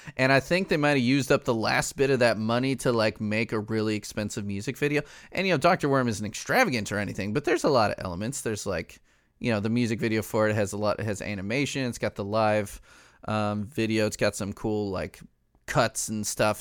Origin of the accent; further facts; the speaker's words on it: Chicago, Illinois, United States; I'm from Chicago